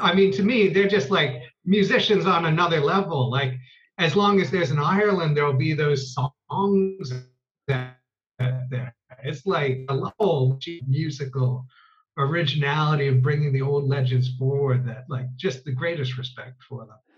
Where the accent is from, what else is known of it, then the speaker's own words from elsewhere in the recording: Canada; I grew up in Canada and I was born in 71.